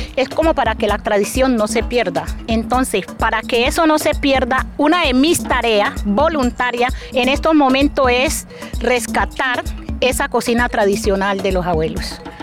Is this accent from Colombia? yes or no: yes; Nuquí, Chocó, Colombia; soy del municipio de Nuquichocó, nacida en la playa de Guachalito